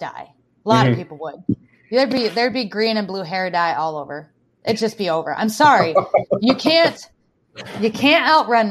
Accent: South Dakota, United States; I grew up in South Dakota

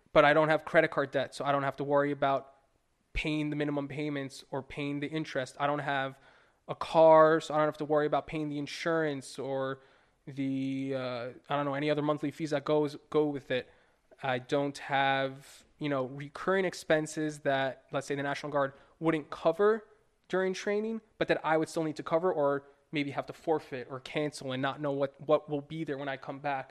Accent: New York, United States; moved away as an adult; I'm from New York. I grew up there for twenty-five years

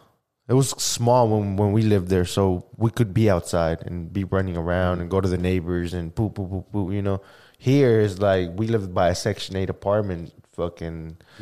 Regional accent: Oklahoma, United States; English is a second language; also born or lived in Valle de Juárez, Chihuahua, Mexico; I got here when I was 7 years old, bro. So I think that I'm Oklahoman.

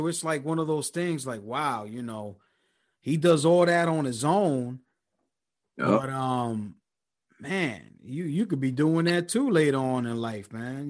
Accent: New York, United States; now in Philadelphia, United States; I'm originally from New York, but currently I'm in Philadelphia.

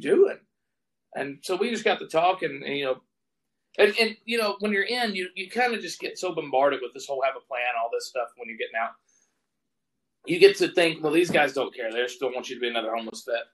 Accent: Booneville, Mississippi, United States; moved away as an adult; also born or lived in Spain / Alaska; now in near Spokane, United States; I grew up in Mississippi

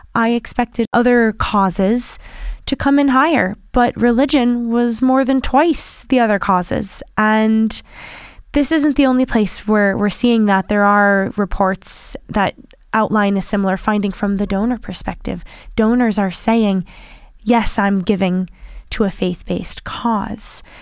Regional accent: United States; accent: American; now in Ireland; my American accent

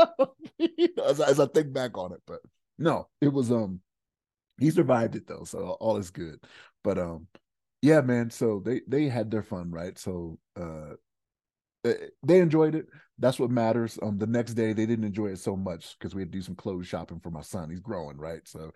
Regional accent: Maryland, United States; now in Denver, United States; So like I'm from Maryland

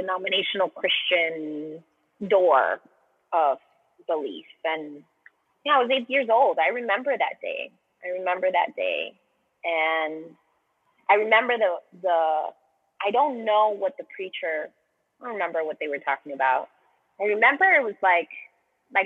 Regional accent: Colombia; also born or lived in Miami, United States; now in United States; I'm from Colombia. I'm from South America. And so I grew up in secular Catholic culture

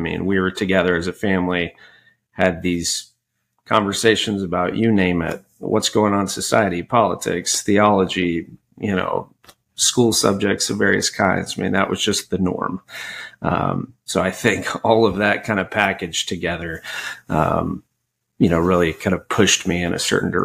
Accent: Frisco, Texas, United States; also born or lived in Rowlett, Texas / Charlottesville, Virginia; I'm a Texas native and a Dallas native

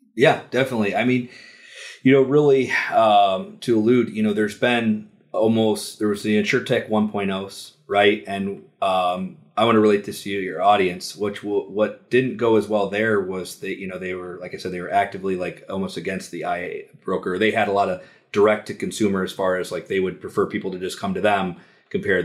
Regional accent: Detroit, Michigan, United States; I'm from Detroit

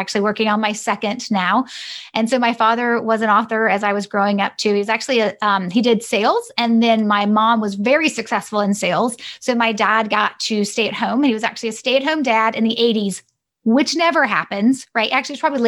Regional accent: Greenville, South Carolina, United States; also born or lived in Boulder, Colorado; I was born and raised in Greenville, South Carolina, except for the three-year adventure we had when my parents moved my brother and I to Boulder, Colorado.

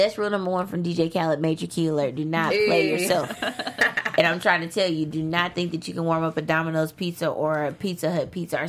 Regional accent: Arkansas, United States; moved away as an adult; now in Los Angeles, United States; I'm from Arkansas

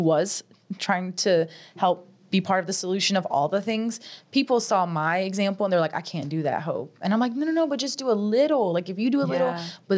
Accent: Cajun, Louisiana, United States; as a Cajun girl

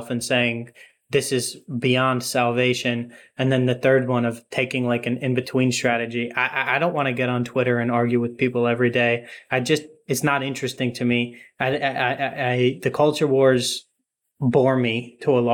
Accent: New York, United States; moved away as an adult; also born or lived in Princeton; now in Australia; how I was brought up in New York

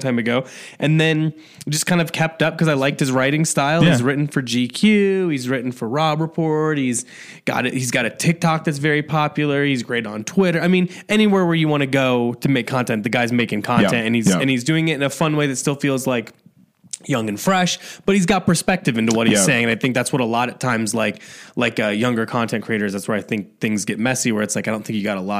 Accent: Midwest, United States; we're both from the Midwest

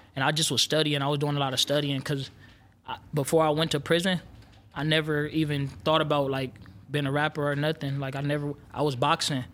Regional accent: Los Angeles, California, United States; I'm from South Central L A.

